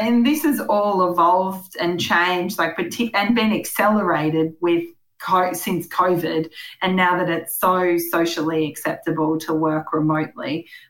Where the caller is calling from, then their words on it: Dulacca, Queensland, Australia; I'm calling you from Dulacca in Western Queensland